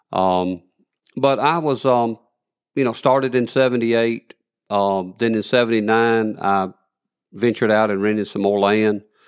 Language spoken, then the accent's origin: English; Elkmont, Alabama, United States; I was born in Elkmont, Alabama